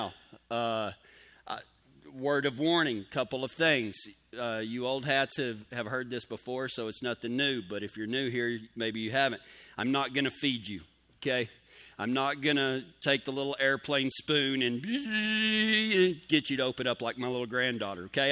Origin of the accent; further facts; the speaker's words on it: Pecos, Texas, United States; now in Colorado, United States; I grew up near Pecos, Texas. I was born there, home of the world's first rodeo